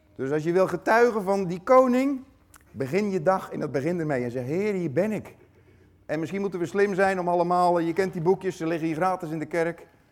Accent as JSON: {"language": "Dutch", "town": "Tholen", "region": "Zeeland", "country": "Netherlands", "said": "van het eiland Tola."}